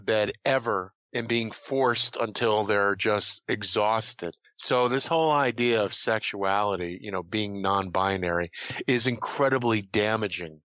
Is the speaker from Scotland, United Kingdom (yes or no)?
yes; Scotland, United Kingdom; I'm Scottish